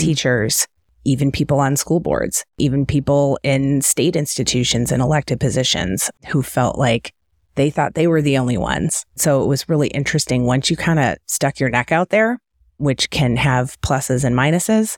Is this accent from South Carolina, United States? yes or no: no; Detroit, Michigan, United States; also born or lived in Cleveland / Kansas City Metro; now in Kansas City, United States; I'm from the Detroit area.